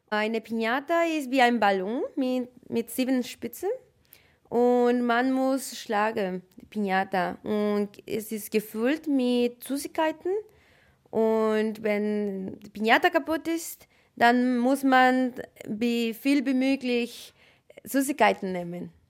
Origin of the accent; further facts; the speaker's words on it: Mexico; German is a second language; moved away as an adult; now in Germany; ich komme aus Mexiko. Ich bin in Deutschland seit zweieinhalb Jahren und bleibe ich noch hier länger, für ein paar Jahre mehr.